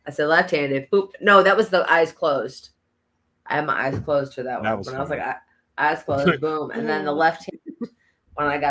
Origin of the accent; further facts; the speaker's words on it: New York, United States; we're from New York